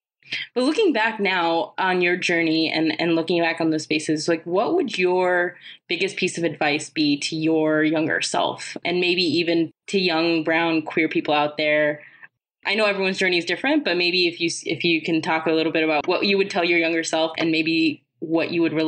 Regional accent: Southern California, United States; I grew up there.

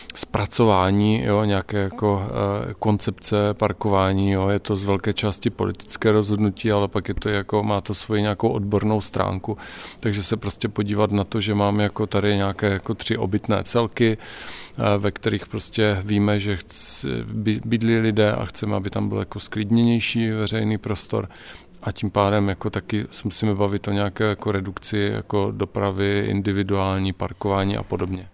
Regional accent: Ostrava, Moravian-Silesian Region, Czechia; moved away as an adult; also born or lived in Brno / Prague; Já jsem Ostravák

